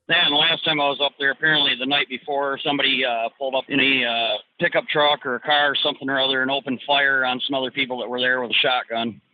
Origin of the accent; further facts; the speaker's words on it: Detroit, Michigan, United States; I'm from the Detroit area originally